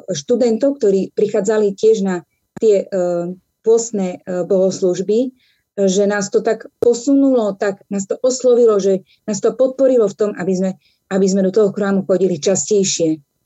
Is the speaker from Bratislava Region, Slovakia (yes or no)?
no; Prešov, Prešov Region, Slovakia; Pochádzam z mesta Prešov, kde žijem e, väčšinu svojho života, dodnes vo svojom rodičovskom dome. E, detstvo som mala veľmi pekné, e, prežila som ho vlastne v takej odľahlej časti mesta Prešov